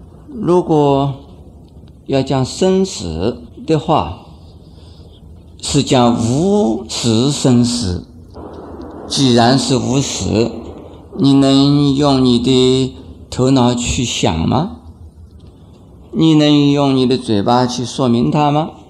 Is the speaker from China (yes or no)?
yes; China; 很多人，特别是我们中国人呢，讲马马虎虎。